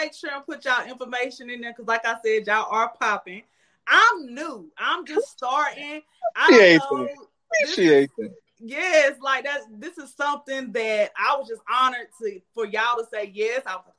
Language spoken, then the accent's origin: English; Salisbury, North Carolina, United States; accent: Southern; I'm from Salisbury. So that, okay. I don't know if you know where Salisbury is, but it's like maybe like 45 minutes from Charlotte. So I'm definitely a country girl, as y'all can hear in my voice.